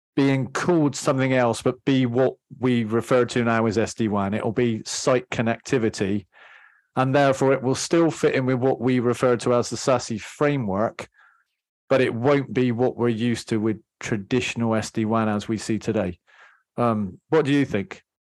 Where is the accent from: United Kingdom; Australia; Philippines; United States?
United Kingdom; England; I'm English